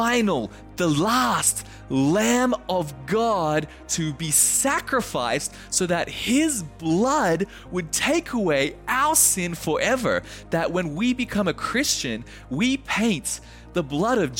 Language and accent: English; Australia; now in Japan; being the Australian that I am